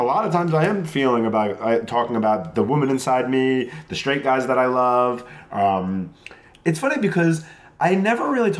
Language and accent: English; Long Island, New York, United States; because I'm from Long Island